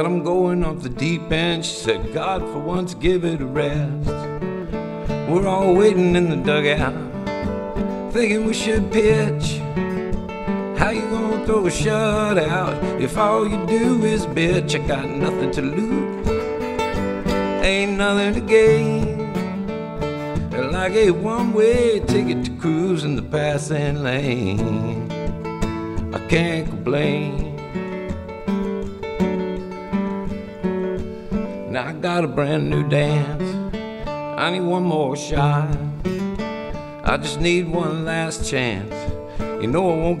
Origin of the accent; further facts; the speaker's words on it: Beaverton, Oregon, United States; also born or lived in Portland, Oregon; back in my hometown. I grew up in Beaverton